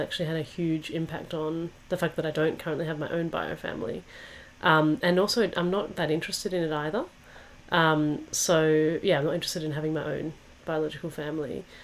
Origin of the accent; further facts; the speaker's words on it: Perth, Western Australia, Australia; where I grew up in Perth